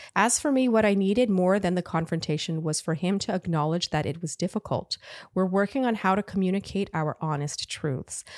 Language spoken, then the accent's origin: English; Ottawa, Ontario, Canada; grew up with French, right? Like, I'm from Ottawa